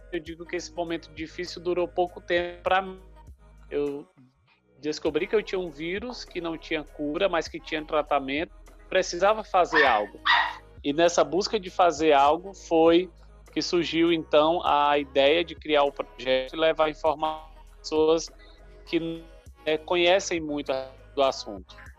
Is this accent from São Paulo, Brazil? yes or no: no; Maranhão, Brazil; also born or lived in Paraíba; Sou nordestino, nasci na Paraíba, mas me criei no Maranhão